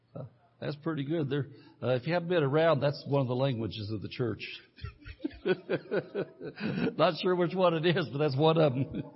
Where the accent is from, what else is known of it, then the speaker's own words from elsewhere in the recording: Centerville, United States; Well, I was raised in Centerville. You know where Centerville is? That's people don't know God, don't know, they don't go to church. My family went to the tavern.